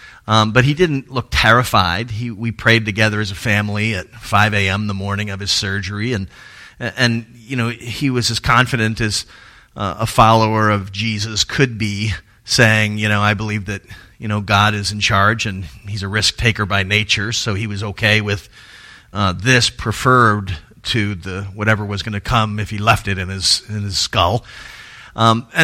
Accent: Tallahassee, Florida, United States; moved away; go home to Tallahassee, which is my hometown

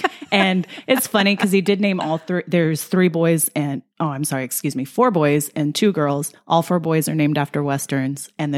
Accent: El Paso, Texas, United States; Yes, I'm from El Paso. We grew up in a home. We stayed in that home all through my growing up years. I didn't leave till I was 18.

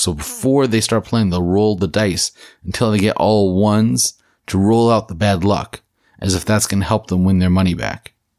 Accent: New Jersey, United States; In my home state of New Jersey

